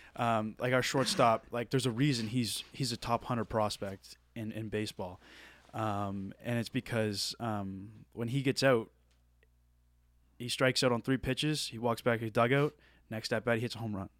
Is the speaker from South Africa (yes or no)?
no; Nova Scotia, Canada; moved away as an adult; I'm from Nova Scotia